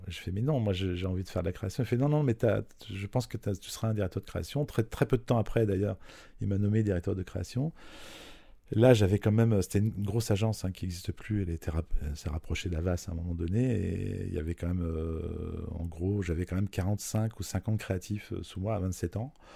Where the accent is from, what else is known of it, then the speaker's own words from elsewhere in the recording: Vosges, Grand Est, France; now in Paris, France; Je viens de, des Vosges, euh, d'une famille nombreuse